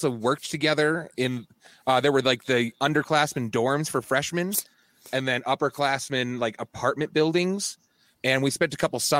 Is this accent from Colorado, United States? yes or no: yes; Loveland, Colorado, United States; I'm from the Loveland area, so I kind of I've floated back and forth a couple times.